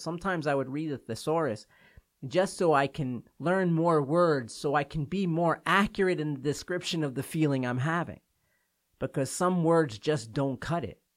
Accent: New York, United States; moved away; I'm from New York

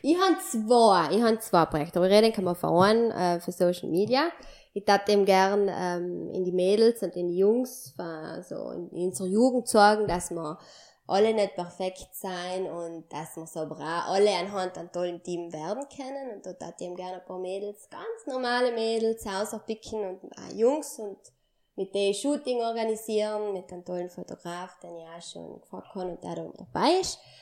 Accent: Sarntal, Trentino-Alto Adige, Italy; mein Heimatdorf Sarentein

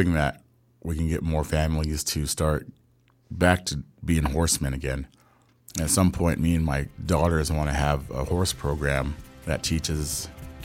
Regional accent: Dry Creek, Warm Springs Reservation, Oregon, United States; also born or lived in Tenino; I grew up in Dry Creek mostly with the Greens and the Tohets

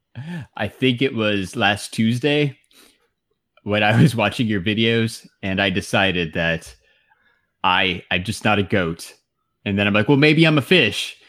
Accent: Phoenix, Arizona, United States; we're all from Phoenix

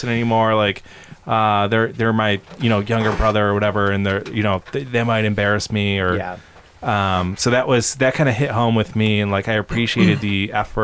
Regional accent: Brighton, Michigan, United States; growing up in Brighton, Michigan, when it was, like, a small town

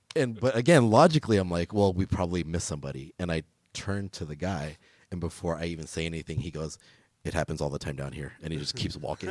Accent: Los Angeles, California, United States; I'm originally from L A, like, I grew up in Echo Park

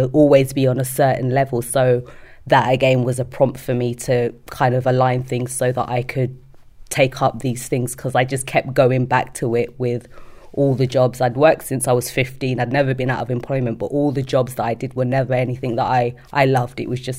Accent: London, United Kingdom; moved away as an adult; now in Sheffield, United Kingdom; And then I was born in London, always visited Sheffield to visit family, spend lots of summers here. So it was like a second home.

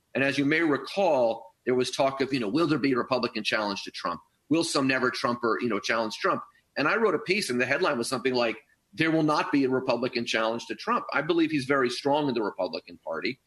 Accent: San Francisco, California, United States; I'm from San Francisco.

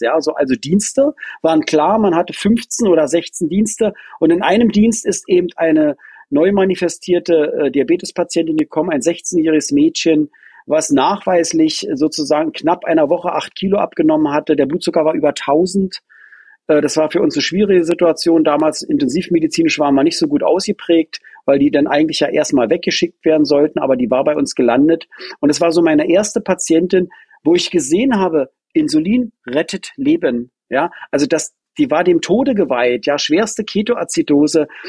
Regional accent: Potsdam, Brandenburg, Germany; also born or lived in Hohen Neuendorf; Ich bin Potsdamer. Ja, nicht Berliner übrigens, ganz wichtig, sondern Potsdamer. Ja, richtig so am neuen Garten groß geworden.

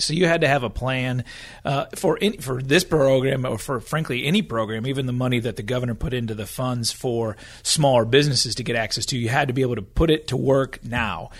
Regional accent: Michigan, United States; moved away as an adult; also born or lived in Washington, D.C. / Oklahoma; I was from Michigan. I graduated from college and was trying to figure out what I wanted to do, moved to D C

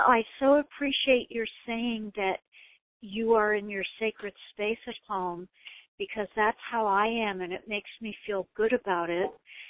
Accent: Hawaii, United States; now in Seattle, United States; Well, I was from Hawaii once. I've been in Seattle many years.

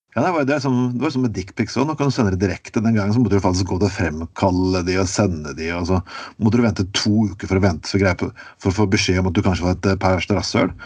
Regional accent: Skien, Telemark, Norway; moved away; Jeg vokste opp i Skien og, øvrig, uh, eh, og vokste opp i Telemark

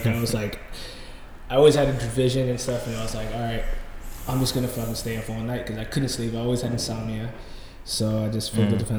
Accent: Virginia, United States; moved away; I'm from Virginia

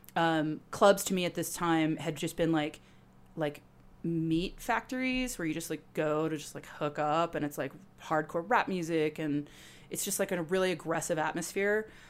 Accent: Napa Valley, California, United States; also born or lived in Orange County, California; I've been born and raised in Napa Valley.

